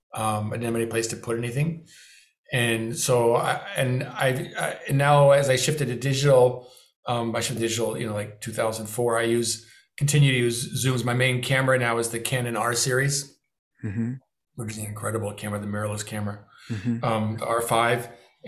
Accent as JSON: {"language": "English", "town": "Beverly Hills", "region": "California", "country": "United States", "tie": "born or raised there", "said": "my hometown of Beverly Hills"}